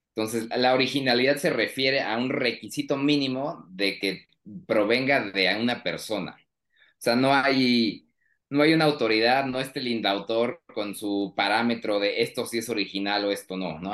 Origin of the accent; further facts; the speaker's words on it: Querétaro, Mexico; now in Mexico City, Mexico; sí soy de origen queretano, pero ahora estoy en la Ciudad de México